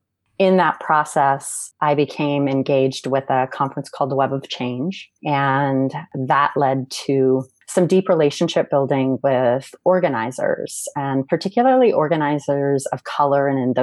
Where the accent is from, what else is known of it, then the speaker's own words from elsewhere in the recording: Surrey, British Columbia, Canada; moved away as an adult; also born or lived in Regina, Saskatchewan / Oakland, California; now in Los Angeles, United States; I was born in Regina, Saskatchewan, and was raised on the West Coast in Surrey, British Columbia. I've been out of Canada now for about a decade. 8 years of that decade has been in Oakland, California, and the last year and a half has been in Los Angeles.